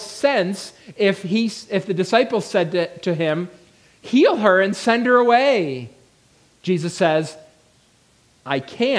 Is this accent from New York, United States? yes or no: yes; near Niagara Falls, New York, United States; moved away; I grew up near Niagara Falls.